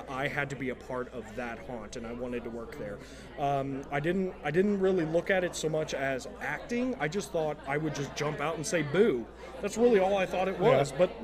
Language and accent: English; Springfield, United States; moved away as an adult; now in Cincinnati, United States; I did that for about 3 years up in my hometown in Springfield